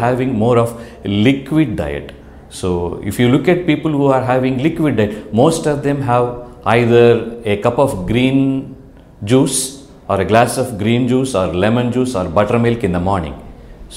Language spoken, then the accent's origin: English; India; Being an Indian